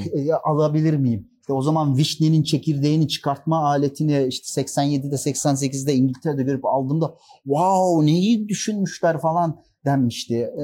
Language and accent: Turkish; Uşak Province, Turkey; moved away as an adult; now in Istanbul, Turkey; Uşak doğumluyum. İlk orta öğretim ve e, lise öğretimimi Uşak'ta tamamladım